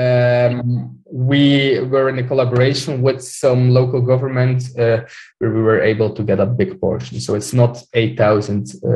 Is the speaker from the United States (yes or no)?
no; Belgium; I'm from Belgium